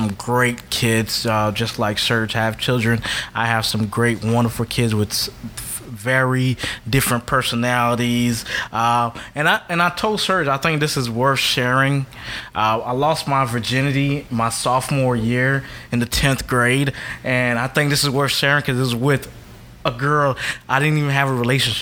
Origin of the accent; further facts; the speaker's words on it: South Florida, United States; I grew up and raised in South Florida all my life. I grew up in a Catholic Haitian household